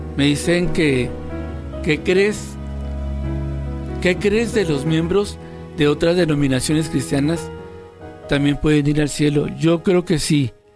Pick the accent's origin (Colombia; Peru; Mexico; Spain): Mexico; Tijuana, Baja California; Yo tengo 57 años y soy de Tijuana, Baja California.